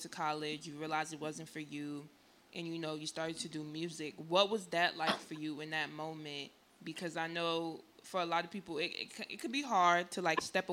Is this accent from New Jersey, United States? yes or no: yes; New Jersey, United States; I'm from Jersey